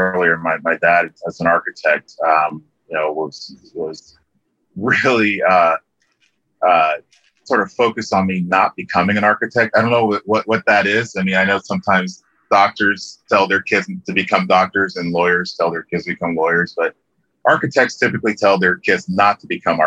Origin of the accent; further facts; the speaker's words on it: Liberia; I grew up in a small country called Liberia in West Africa